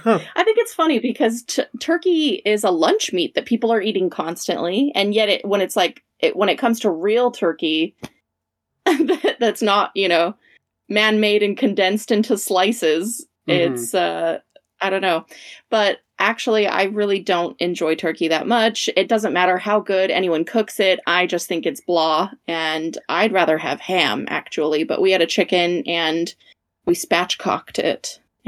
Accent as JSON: {"language": "English", "town": "Las Vegas", "region": "Nevada", "country": "United States", "said": "I'm from Las Vegas."}